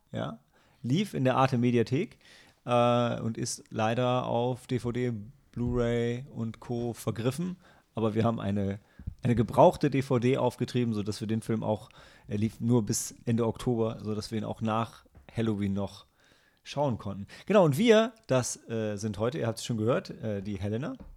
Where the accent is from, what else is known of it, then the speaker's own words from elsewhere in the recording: Lilienthal, Lower Saxony, Germany; moved away; meiner alten Heimat Lilienthal